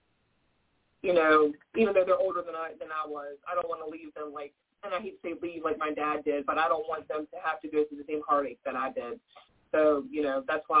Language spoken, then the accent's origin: English; Virginia, United States; I was born and raised here in Virginia. I've never moved. I've never lived anywhere else